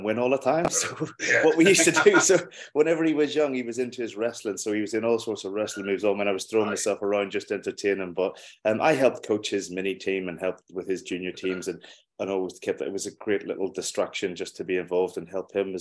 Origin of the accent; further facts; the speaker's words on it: Derry / Belfast, Northern Ireland, United Kingdom; accent: Northern Ireland; moved away as an adult; also born or lived in Wetherby, Yorkshire; now in Northampton, United Kingdom; I was born in Belfast. And then I moved to Londonderry or Derry, depending on what way you want to look at it. when I was a baby and I lived there for the first 9 years of my life with my mum and dad. And then we moved across to Wetherby in Yorkshire with my dad's work in 1987, and then came back